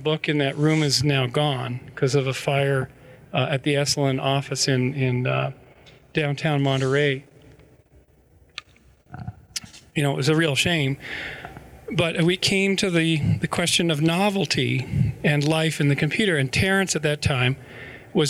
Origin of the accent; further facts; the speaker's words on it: British Columbia, Canada; near where I grew up in British Columbia